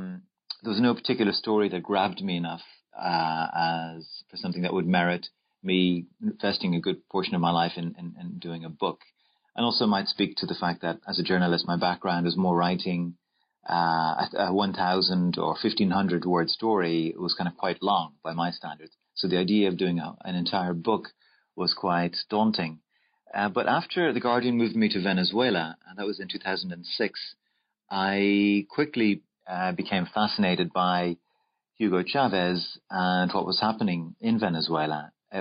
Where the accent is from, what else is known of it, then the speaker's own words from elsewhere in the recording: Dublin, Leinster, Ireland; I was born in Dublin, Ireland, and I went to school in Blackrock College